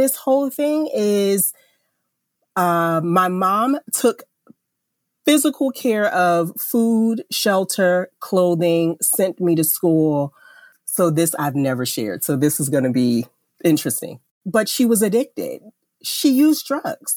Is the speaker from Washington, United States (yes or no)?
no; Jersey City, New Jersey, United States; I grew up in Jersey City, New Jersey